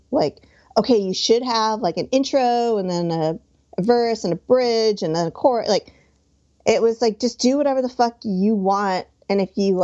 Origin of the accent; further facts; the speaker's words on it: New Jersey, United States; also born or lived in Hoboken; I grew up in North Jersey, right outside of New York City.